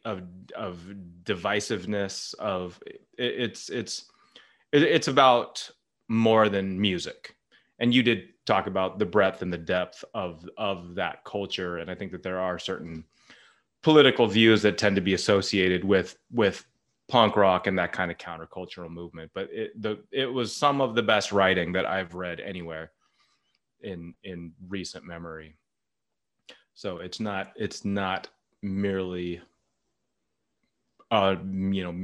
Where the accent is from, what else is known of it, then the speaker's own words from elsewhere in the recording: Berkeley, California, United States; It's my hometown